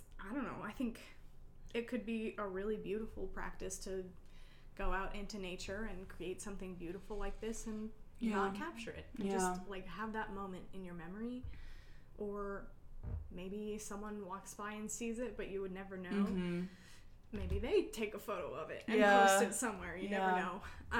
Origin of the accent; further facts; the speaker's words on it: Kodiak, Alaska, United States; also born or lived in Kenai; Yeah, I grew up in Kodiak and Kenai, so I miss the beach.